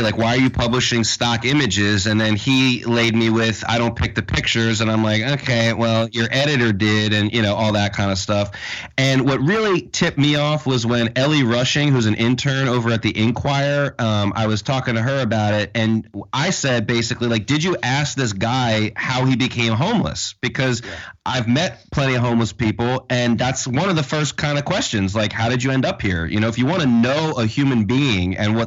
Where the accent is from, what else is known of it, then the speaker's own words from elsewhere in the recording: Philadelphia, Pennsylvania, United States; I'm from the city, so I see that stuff around